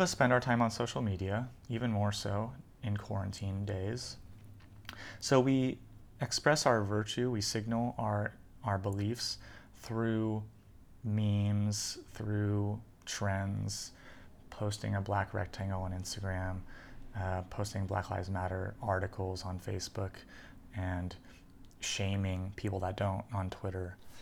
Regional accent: United States; also born or lived in California / New York; So I really identify as a Californian and a New Yorker, where I grew up, uh, my family coming from both places

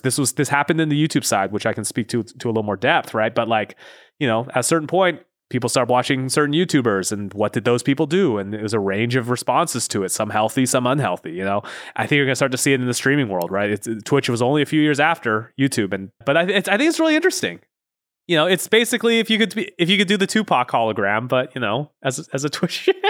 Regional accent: Pacific Northwest, United States; moved away as an adult; also born or lived in Los Angeles; I grew up in the Pacific Northwest

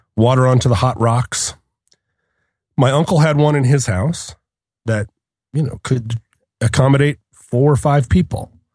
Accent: Anchorage, Alaska, United States; growing up in Anchorage

